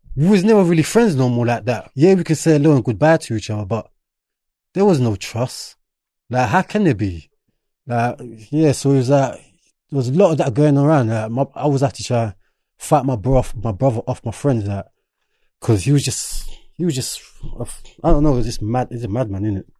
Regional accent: London, United Kingdom; English is a second language; also born or lived in Enfield / Birmingham; I'm originally from Bermondsey, which is more predominantly white

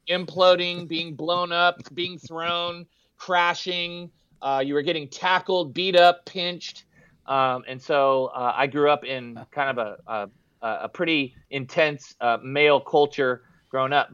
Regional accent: San Jose, California, United States; We grew up in West San Jose, Cupertino, Saratoga

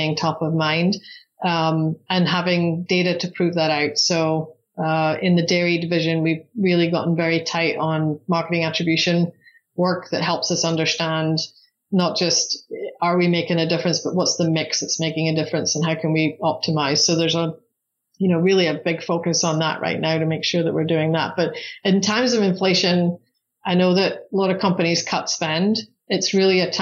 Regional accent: Scotland, United Kingdom; moved away as an adult; now in Arizona, United States; I'm from Scotland originally. So I came to the US with British Airways actually.

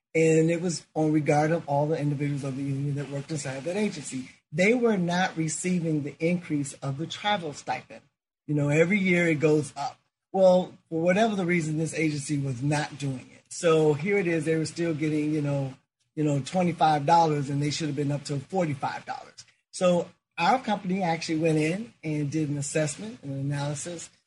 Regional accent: Chicago, Illinois, United States; growing up in Chicago

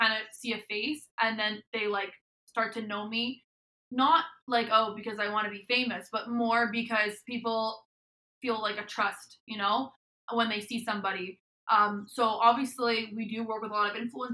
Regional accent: Montreal, Quebec, Canada; I'm from Montreal, Canada

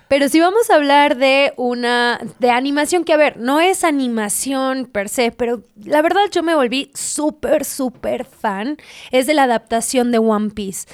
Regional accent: Mexico; los mexicanos estamos tan cabrones

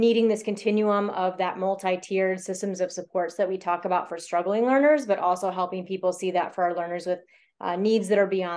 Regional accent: Iowa, United States; I was born and raised here in Iowa

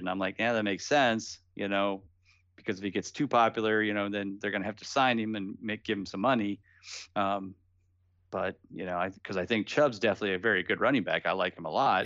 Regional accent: Canton, Ohio, United States; I'm from the Cleveland area, so I'm from Canton, Ohio

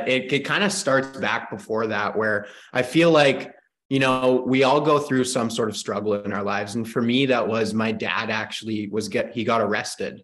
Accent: Canada; I'm from Canada

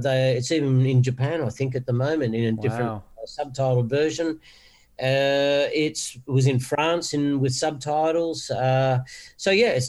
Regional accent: Wollongong, New South Wales, Australia; I'm from Wollongong originally

